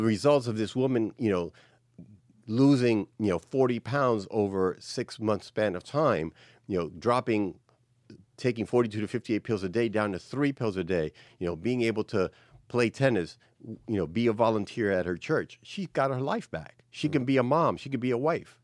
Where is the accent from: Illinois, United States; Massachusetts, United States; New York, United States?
New York, United States; New York City; born and raised, you know, New York City. I was raised in the Bronx